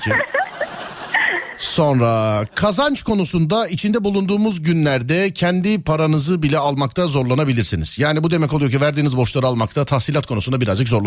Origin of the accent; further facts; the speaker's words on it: Avanos, Nevşehir, Turkey; Kapadokya, Avanos. Kapadokya, Avanos.